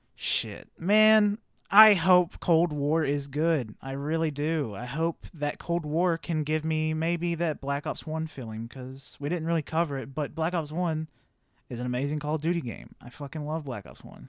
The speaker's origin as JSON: {"language": "English", "region": "the South", "country": "United States", "tie": "born or raised there", "said": "Growing up in the South"}